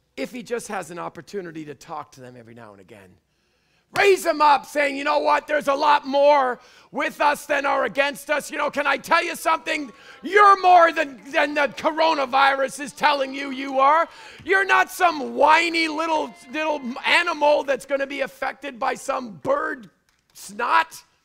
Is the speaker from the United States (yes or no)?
no; Canada; I'm Canadian.